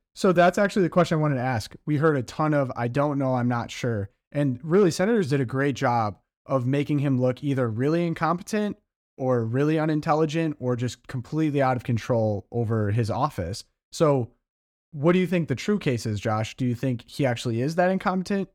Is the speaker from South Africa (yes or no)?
no; Midwest, United States; I'm from the Midwest